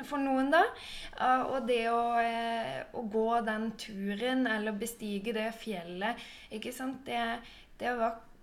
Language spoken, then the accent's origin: Norwegian; Sørlandet, Norway; moved away; Jeg er også fra Sørlandet, men bor nå langt ute i skogen